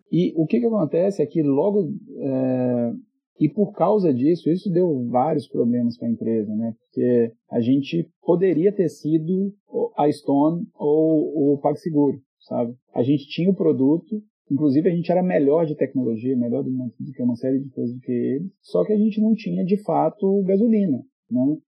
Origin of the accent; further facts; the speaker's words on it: Belo Horizonte, Minas Gerais, Brazil; Eu sou de BH